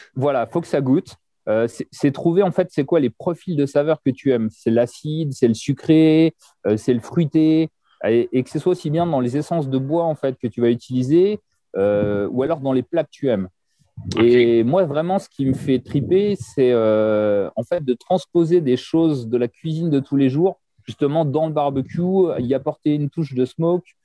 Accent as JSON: {"language": "French", "country": "France", "said": "chez nous en France"}